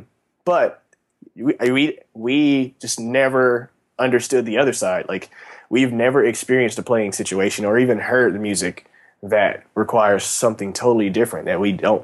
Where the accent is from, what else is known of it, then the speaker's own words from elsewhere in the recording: Kansas City, Missouri, United States; I'm from Kansas City.